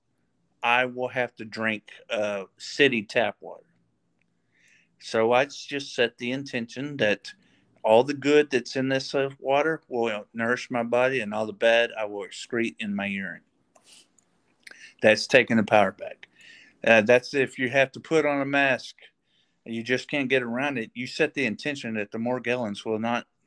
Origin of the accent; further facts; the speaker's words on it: Paris, Texas, United States; I grew up in Paris, Texas